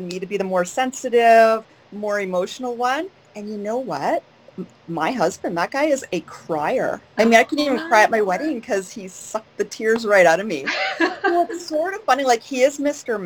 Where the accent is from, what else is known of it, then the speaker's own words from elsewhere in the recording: Guelph, Ontario, Canada; moved away as an adult; now in Sarnia, Canada; I grew up in Guelph